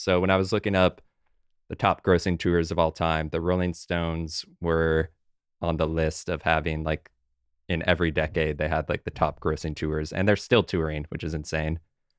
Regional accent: Champaign, Illinois, United States; it came through my hometown, Champaign, Illinois, 5 points.

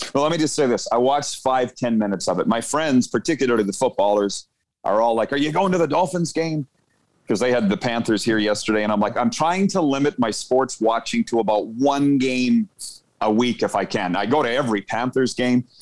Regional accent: Saskatchewan, Canada; I'm from Saskatchewan.

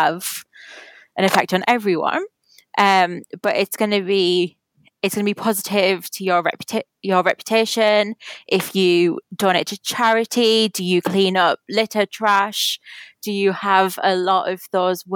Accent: United Kingdom; as a Brit

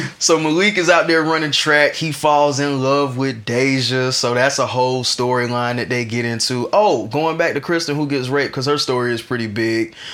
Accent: Atlanta, Georgia, United States; we are niggas from Atlanta

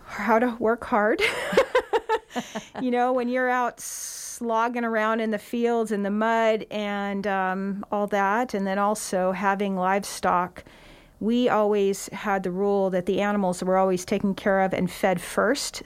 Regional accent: Santa Cruz County, California, United States; now in Nevada County, United States; I was born in Santa Cruz County, and my parents were avid about community service and four H

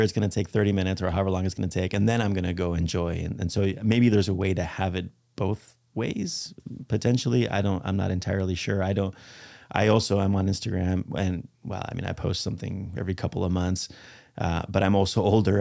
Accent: Spain; moved away; And I speak Spanish. I'm from Spain

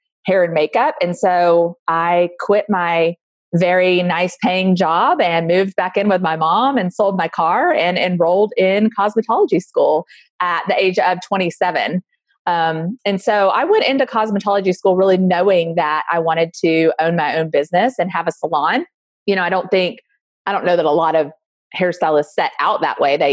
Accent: Alabama, United States; now in Austin, United States; I grew up in Alabama

